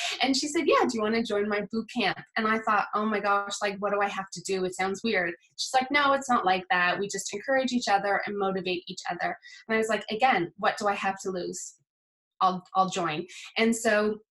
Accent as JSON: {"language": "English", "region": "Nova Scotia", "country": "Canada", "moved": "as an adult", "lives_now": "South Wales, United Kingdom", "said": "I'm from Nova Scotia. I've been living in South Wales, UK for the past 10 and a half years"}